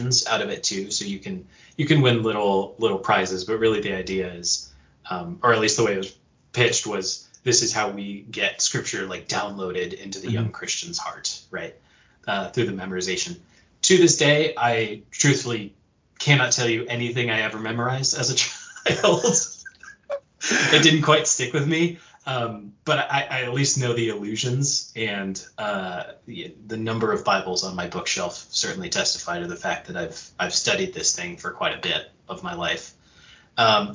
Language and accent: English; western United States, United States; now in Montana, United States; I hail from the western side of the United States. I'm here in Montana